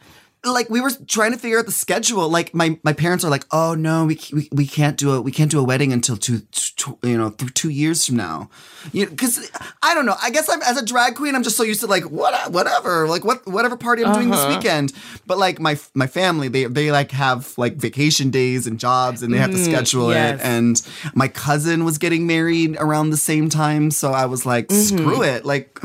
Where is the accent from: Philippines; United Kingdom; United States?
Philippines; I'm a Filipino. My husband, he's Puerto Rican and Chilean. We both have gigantic families.